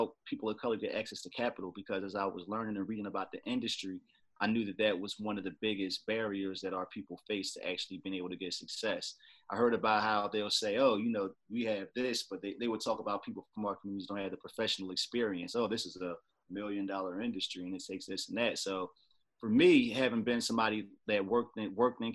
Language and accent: English; Trenton, New Jersey, United States; moved away as an adult; also born or lived in Washington, D.C.; now in Upper Marlboro, Maryland, United States; I was born and raised in Trenton, New Jersey, but I've actually been in the Washington, D.C. area for, man, they're going on 20 years now